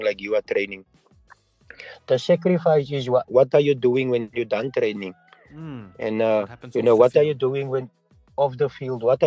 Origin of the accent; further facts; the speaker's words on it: South Africa; for me as a South African